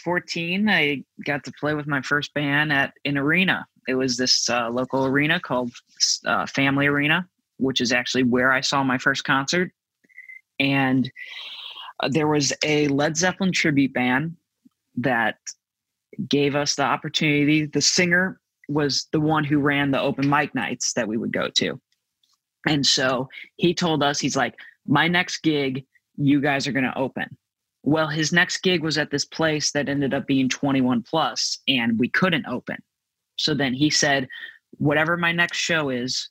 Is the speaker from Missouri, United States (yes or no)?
yes; St. Louis, Missouri, United States; I'm from St. Louis and this is the Midwest.